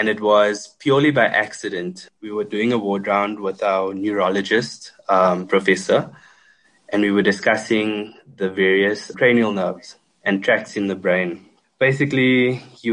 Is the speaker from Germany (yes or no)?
no; Port Elizabeth, Eastern Cape, South Africa; moved away as an adult; also born or lived in Johannesburg; we were a small department in Port Elizabeth in my hometown